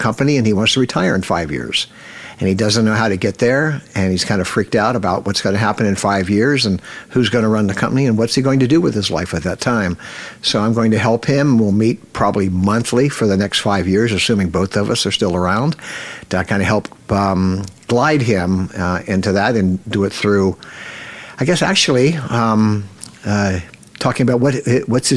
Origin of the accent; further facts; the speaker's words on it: Cincinnati, Ohio, United States; I grew up in Cincinnati, Ohio